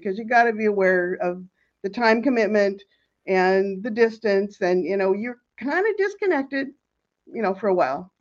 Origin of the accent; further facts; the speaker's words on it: Seattle, Washington, United States; moved away as an adult; also born or lived in Los Angeles; I grew up in Seattle